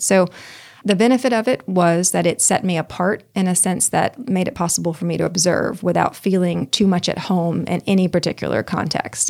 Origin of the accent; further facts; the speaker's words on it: Pine Bluff, Arkansas, United States; Pine Bluff, Arkansas, where I grew up